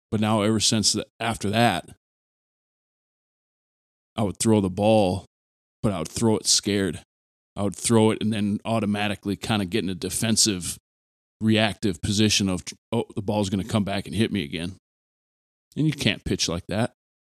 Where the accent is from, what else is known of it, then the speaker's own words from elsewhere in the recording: Aberdeen, United States; growing up where I grew up in Aberdeen, that was T-ball and baseball were like the first team sports a kid is introduced to.